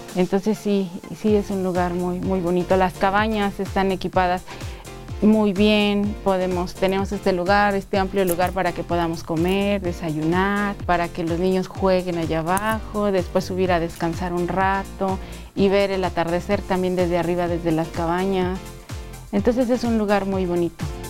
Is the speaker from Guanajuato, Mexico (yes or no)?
yes; Guanajuato, Mexico; Nosotros somos de Guanajuato, del estado de Guanajuato